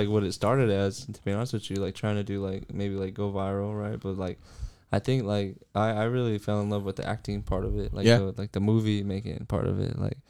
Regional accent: Salinas, California, United States; Yeah, I'm from Salinas. Yeah. Born and raised Salinas, yeah.

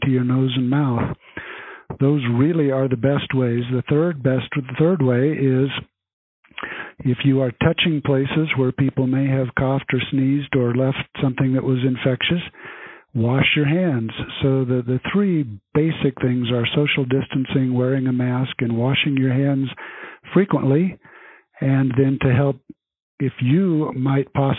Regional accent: Grand Junction, Colorado, United States; also born or lived in Africa / California / Baltimore, Maryland / Wyoming; I consider myself a Coloradan, although I was actually born in Africa. But I grew up in Grand Junction, went to school through high school in Colorado

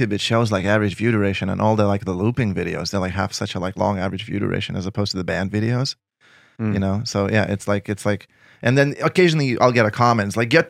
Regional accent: Lithuania; English is a second language; I would get stopped in the street in my hometown. People would take pictures with me, and I was known. But the whole Lithuania is the size of New Hampshire, 3 million people tops, you know?

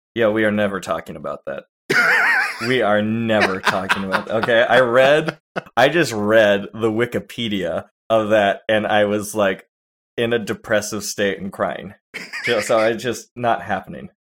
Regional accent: California, United States; I'm from California

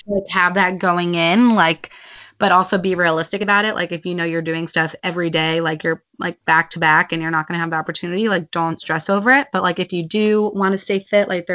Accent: United States; we're from America

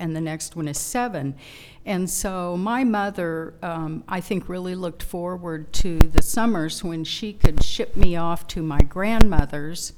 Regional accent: Springfield, Missouri, United States; they moved to Springfield, which is the queen city of the Ozarks. Mm. And that's where I grew up

